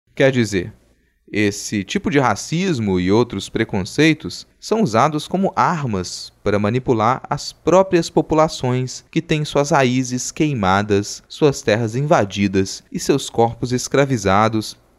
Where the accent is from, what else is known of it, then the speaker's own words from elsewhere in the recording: Brazil; o lugar onde eu nasci